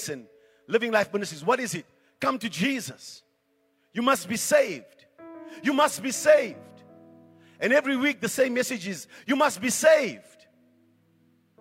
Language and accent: English; Johannesburg, Gauteng, South Africa; when I grew up in Coronationville